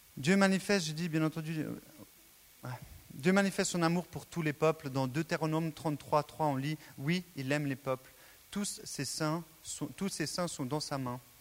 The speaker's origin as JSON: {"language": "French", "country": "Switzerland", "tie": "born or raised there", "said": "Je suis né en Suisse"}